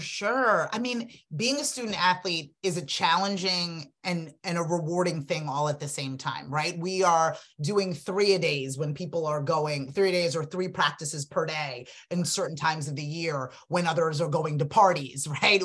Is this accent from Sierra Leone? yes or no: yes; Freetown, Western Area, Sierra Leone; now in United States; I was born in Freetown, Sierra Leone, West Africa. Um, I'm an immigrant